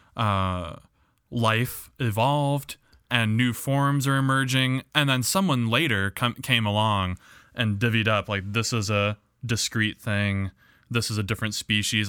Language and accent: English; Midwest, United States; accent: Midwest English